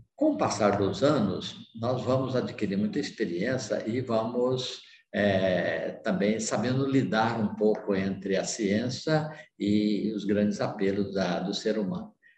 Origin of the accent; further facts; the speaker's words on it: Pirenópolis, Goiás, Brazil; sobre a minha região, o lugar onde eu nasci, que é a cidade de Pirenópolis, é a segunda cidade mais velha do estado de Goiás